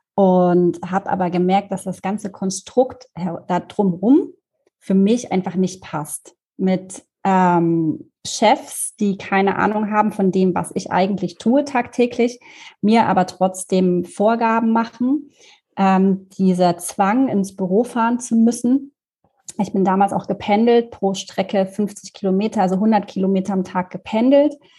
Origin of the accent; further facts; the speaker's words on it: Erfurt, Thuringia, Germany; moved away as an adult; also born or lived in Munich; ich bin ähm, in Erfurt aufgewachsen, im wunderschönen Thüringen und bin dann nach dem Abitur äh, nach München gezogen